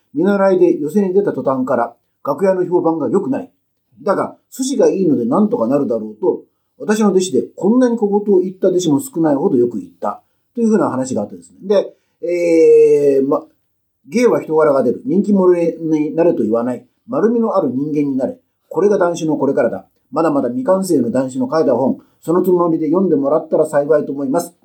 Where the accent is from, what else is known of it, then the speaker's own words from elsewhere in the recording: Kyushu, Japan; now in Tokyo, Japan; 僕九州ですから